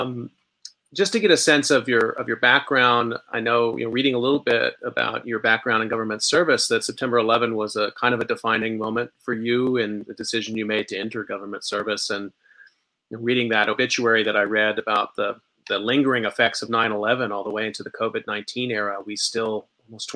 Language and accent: English; Texas, United States; moved away; I'm from Texas originally